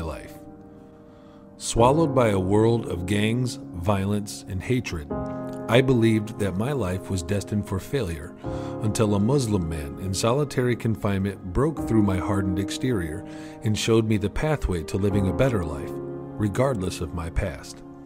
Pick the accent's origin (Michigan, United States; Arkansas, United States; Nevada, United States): Michigan, United States; Carson City; I was born and raised in Michigan, in the backwoods, uh, by Carson City, Michigan